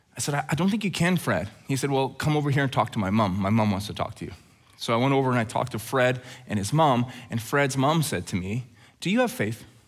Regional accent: Alberta, Canada; Growing up in Alberta

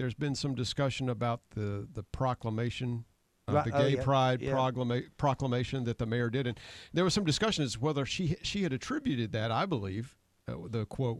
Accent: Conway, South Carolina, United States; I grew up in Conway.

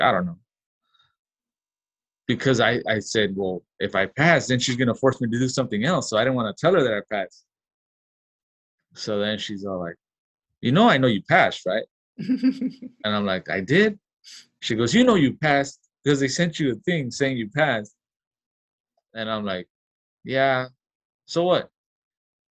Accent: Los Angeles, California, United States; I grew up in South Central

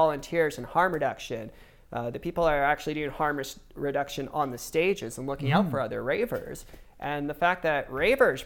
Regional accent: Calgary, Alberta, Canada; I was born in Calgary. Lived here for a good portion of my life.

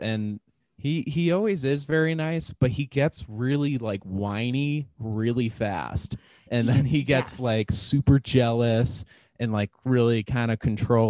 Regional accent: Portsmouth, New Hampshire, United States; I didn't grow up in like a town like that, but I feel like it was small. Like I'm from Portsmouth, New Hampshire.

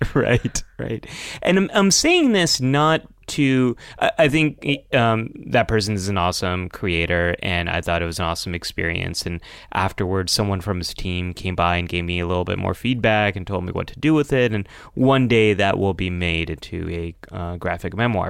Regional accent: United States; growing up in America is, um, always feeling a little bit different

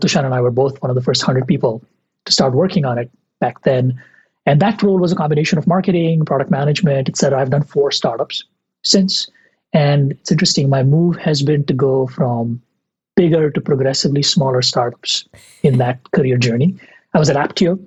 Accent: India; moved away as an adult; I grew up in India in the 90s, 80s and 90s

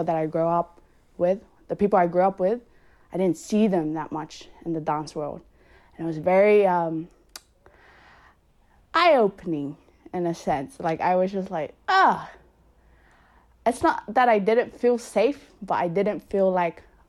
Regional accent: Sydney, New South Wales, Australia; I grew up in Punch Bowl, so Punch Bowl, Wiley Park area

